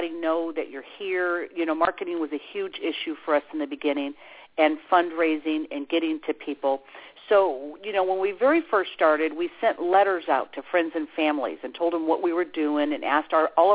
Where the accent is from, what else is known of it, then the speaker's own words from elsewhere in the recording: Chicago, Illinois, United States; now in Brevard County, Florida, United States; I'm from Chicago